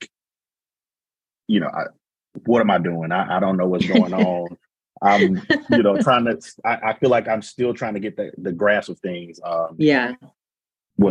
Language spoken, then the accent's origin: English; Talladega, Alabama, United States; I am born and raised in Talladega, Alabama.